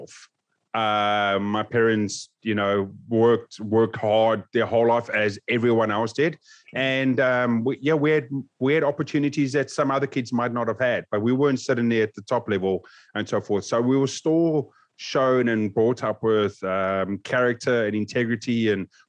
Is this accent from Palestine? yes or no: no; South Africa; Growing up in South Africa